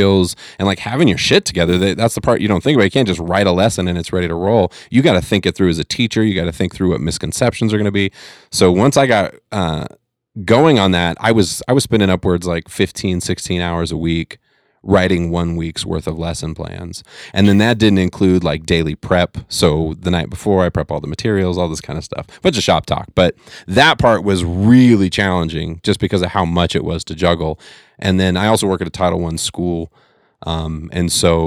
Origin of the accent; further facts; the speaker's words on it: California, United States; moved away; growing up in California, my grandparents always had